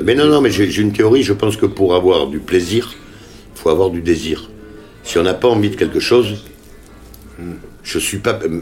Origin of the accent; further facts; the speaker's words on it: Les Jacquets, Nouvelle-Aquitaine, France; C'est mon village natal